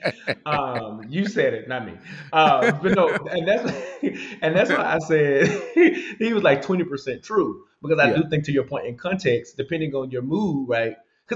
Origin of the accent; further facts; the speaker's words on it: the South, United States; I grew up in the South